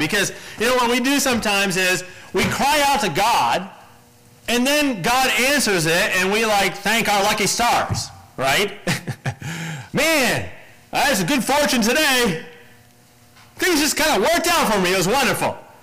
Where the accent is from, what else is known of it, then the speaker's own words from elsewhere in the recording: United States; as an American